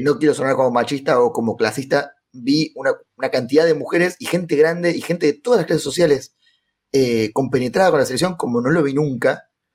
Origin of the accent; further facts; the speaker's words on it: Córdoba, Argentina; now in Buenos Aires, Argentina; yo soy de Córdoba, pero vivo en Buenos Aires, entonces tengo mi familia allá